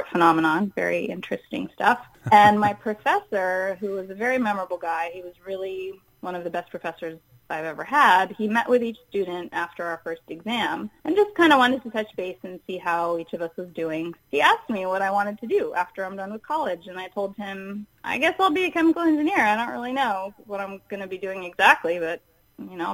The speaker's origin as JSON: {"language": "English", "town": "Houston", "region": "Texas", "country": "United States", "tie": "born or raised there", "said": "I was growing up in Houston, Texas, and they have a huge medical center there."}